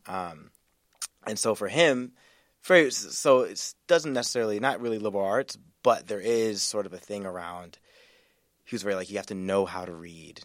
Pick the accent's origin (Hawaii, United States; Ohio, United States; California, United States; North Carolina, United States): North Carolina, United States; moved away as an adult; also born or lived in Wisconsin / Washington, D.C. / Vermont / Seattle; grew up in North Carolina